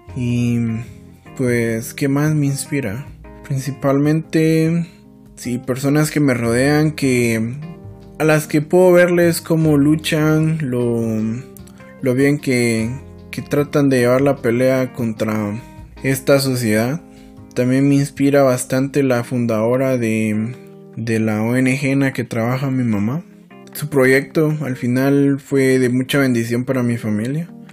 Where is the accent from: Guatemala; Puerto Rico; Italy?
Guatemala; San Felipe de Jesús, Sacatepéquez; nací en el Hospital Nacional de, del Hermano Pedro, en San Felipe de Jesús.